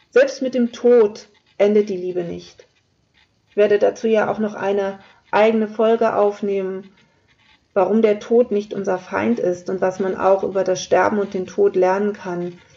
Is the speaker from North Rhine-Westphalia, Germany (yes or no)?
no; Lower Saxony, Germany; Ich komme aus dem Flachland, also Niedersachsen hat jetzt eher weniger, weniger Berge.